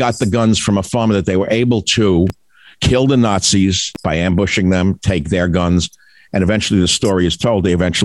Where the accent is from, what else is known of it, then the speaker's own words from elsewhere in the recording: New York City, New York, United States; moved away as an adult; I grew up in New York City. I loved it when I lived there. I left a long time ago